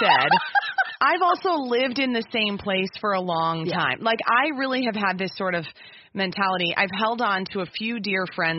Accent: Minnesota, United States; I'm speaking as a homegrown Minnesotan.

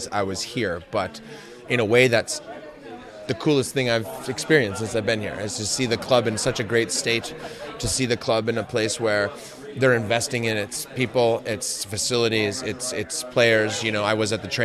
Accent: Green Bay, Wisconsin, United States; growing up in Green Bay, Wisconsin

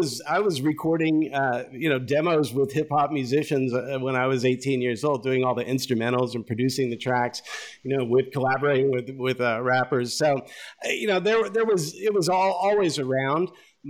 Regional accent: Kansas City, Missouri, United States; also born or lived in Lawrence, Kansas; Well, I was born in Lawrence, Kansas. I grew up in Kansas City, Missouri, and lived there, till I was 15 years old.

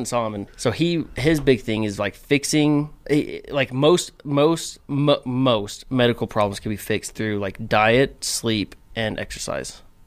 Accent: Cedar City, Utah, United States; moved away; growing up in Cedar

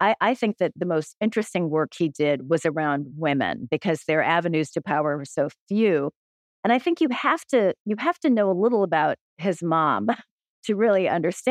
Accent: United States; as an American

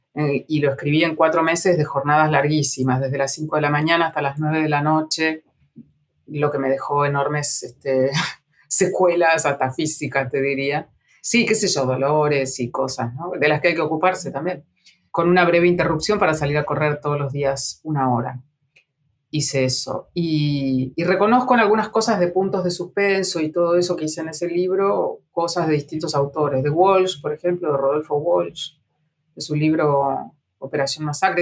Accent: Junín, Buenos Aires Province, Argentina; now in Buenos Aires, Argentina; de Junín, la ciudad donde yo nací, y también de Buenos Aires, la ciudad donde yo vivo

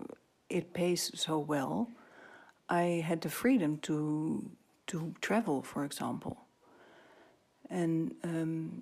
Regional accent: Netherlands; I'm from Holland, and Dutch people are very down to earth

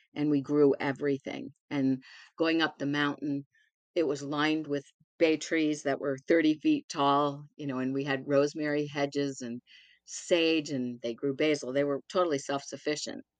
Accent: Baltimore, Maryland, United States; I was born and raised in Baltimore in some red brick row houses

